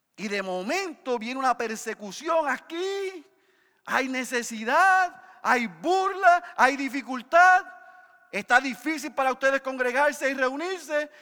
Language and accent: Spanish; Puerto Rico